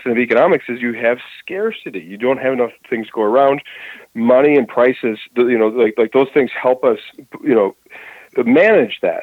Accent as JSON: {"language": "English", "area": "Twin Cities", "region": "Minnesota", "country": "United States", "said": "where I'm from the Twin Cities in Minnesota"}